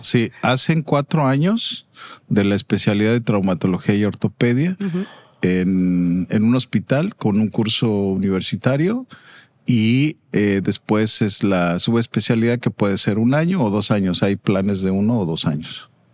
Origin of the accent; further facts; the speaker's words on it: Mexico City, Mexico; vengo de México, país y de la Ciudad de México.